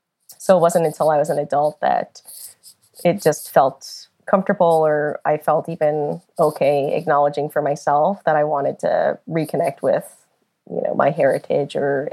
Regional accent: Long Island, New York, United States; also born or lived in Korea; now in Northern California, United States; I was born in Korea and then adopted when I was an infant to a really nice family on Long Island. And so I just grew up there

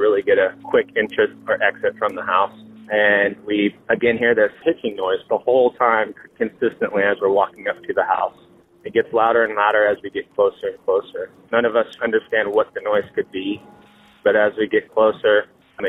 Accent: Salina, Kansas, United States; I'm from Salina, Kansas.

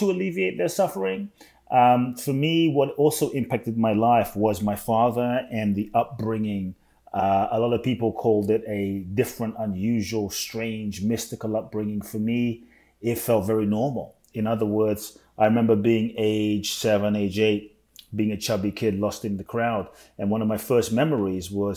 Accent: London, United Kingdom; also born or lived in Ghana; now in United States; I was born in Ghana, West Africa. My father's from Ghana. My mother's Japanese. I grew up in London, now live in the US

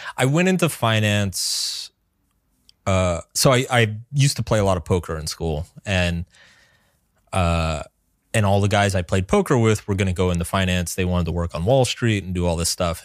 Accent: American South, United States; I grew up in the American South

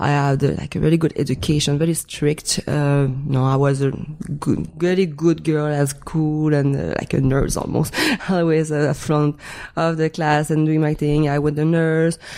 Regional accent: Montreal, Quebec, Canada; first language French; English is a second language; moved away as an adult; I was um, still living in uh, Montreal back in Canada. I'm French Canadian

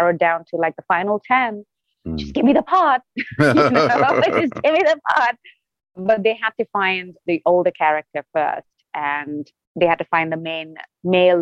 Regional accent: India; moved away as an adult; now in Los Angeles, United States; growing up in India

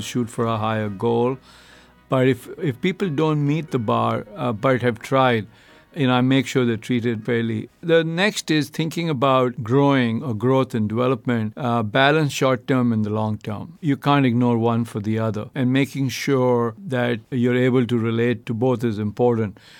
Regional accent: India; moved away as an adult; now in United States; I grew up in India. You know, I've now been in the U.S. 22 years

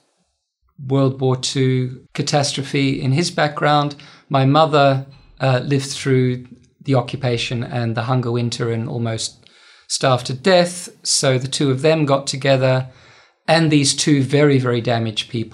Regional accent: Melbourne, Victoria, Australia; also born or lived in Netherlands; where I grew up wasn't so much rural, it was the outer suburbs.

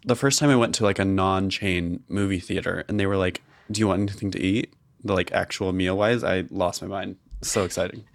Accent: outside of Boise, Idaho, United States; I grew up outside of Boise

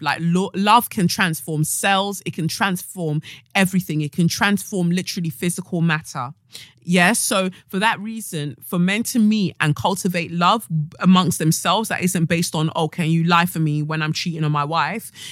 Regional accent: Nigeria; as a Nigerian as well, where you're brought up by your family

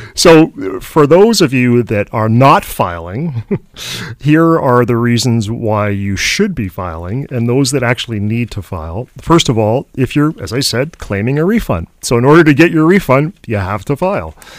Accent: Canada; as Canadian

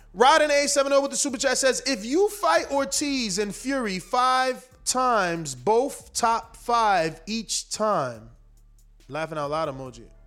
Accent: New Jersey, United States; I'm from New Jersey.

